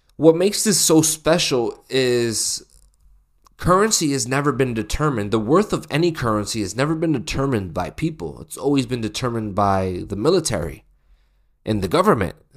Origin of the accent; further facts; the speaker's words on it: the West, United States; I'm from America. I'm, I'm from the West.